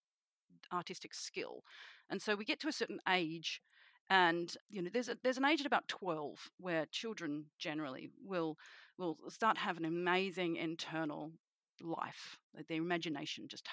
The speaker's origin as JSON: {"language": "English", "town": "Sydney", "region": "New South Wales", "country": "Australia", "said": "I am a witch from Sydney, Australia"}